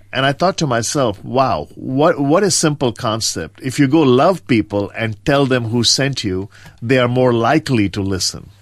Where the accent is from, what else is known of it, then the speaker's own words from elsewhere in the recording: India; moved away; I grew up in rural India on the east coast, uh, a small town between Madras